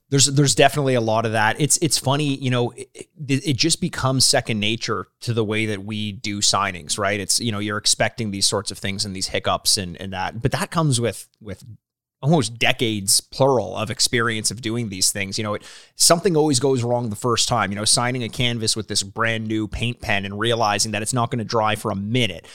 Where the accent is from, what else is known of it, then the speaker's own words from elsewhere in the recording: Canada; we're from Canada